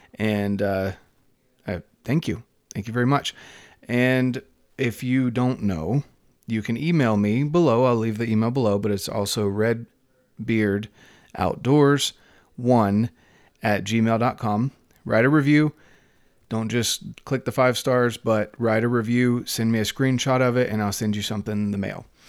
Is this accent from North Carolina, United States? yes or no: yes; North Carolina, United States; moved away; I'm from North Carolina